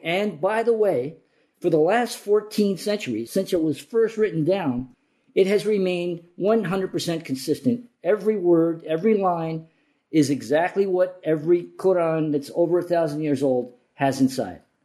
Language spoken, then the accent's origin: English; New Jersey, United States; also born or lived in Morocco / Yemen; I grew up in New Jersey